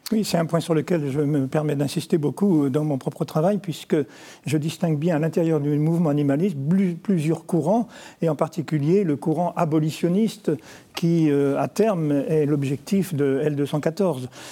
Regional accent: Nantes, Pays de la Loire, France; je suis nantais

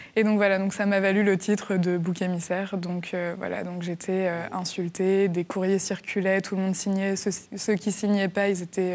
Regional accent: Angers, Pays de la Loire, France; je suis née à Angers

